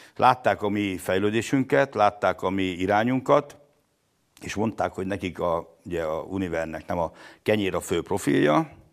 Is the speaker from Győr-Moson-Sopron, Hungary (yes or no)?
yes; Lipót, Győr-Moson-Sopron, Hungary; Lipót egy 800 lelkes település, ahol abban nőttem fel